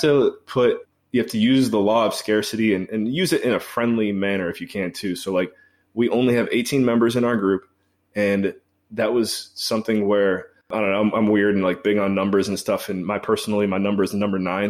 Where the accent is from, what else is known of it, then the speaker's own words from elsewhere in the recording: Cleveland, Ohio, United States; moved away; also born or lived in Belize / Washington, D.C.; I'm from Cleveland originally